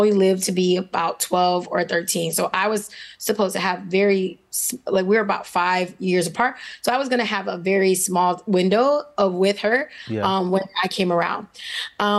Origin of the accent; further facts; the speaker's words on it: Miami, Florida, United States; born and raised in Miami, Florida. I know as I'm a native